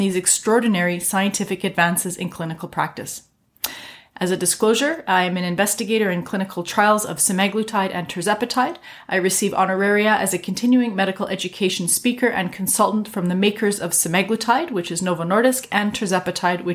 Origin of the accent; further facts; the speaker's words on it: Canada; I'm a Canadian physician